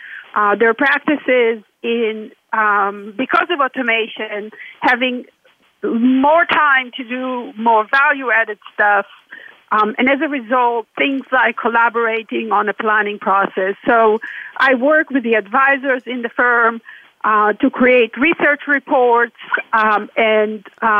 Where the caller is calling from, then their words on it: Salem, Oregon, United States; I'm calling from Salem, Oregon.